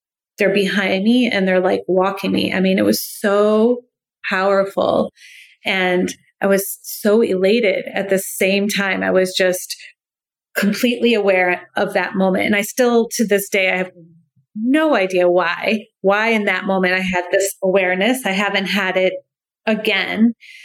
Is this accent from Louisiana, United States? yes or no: no; New York, United States; first language English; moved away as an adult; now in Iceland; I'm a New Yorker speaking Icelandic.